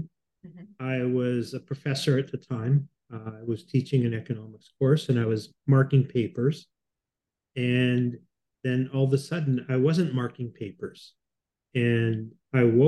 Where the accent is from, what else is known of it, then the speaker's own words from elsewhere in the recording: Winnipeg, Manitoba, Canada; moved away as an adult; now in Toronto, Canada; I come from Winnipeg originally, which has almost no air pollution